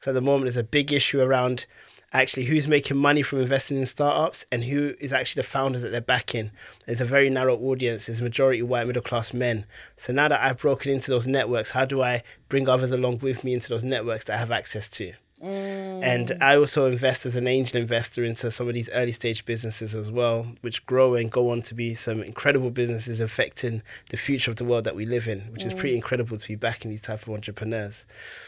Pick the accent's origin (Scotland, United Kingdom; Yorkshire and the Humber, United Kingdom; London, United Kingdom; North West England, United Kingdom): London, United Kingdom; I grew up in Tottenham, North London